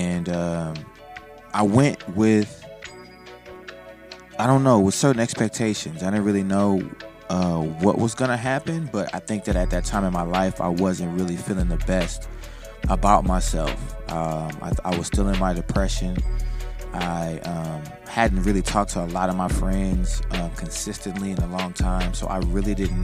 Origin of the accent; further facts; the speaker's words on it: New Orleans, Louisiana, United States; now in Los Angeles, United States; I'm from New Orleans, so I got to see a lot of my family. My accent came back completely.